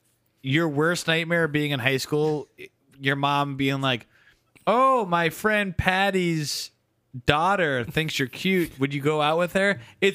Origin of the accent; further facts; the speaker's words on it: Merrimac, Massachusetts, United States; I'm from Merrimack, Mass, right? Which touches fucking Haverhill.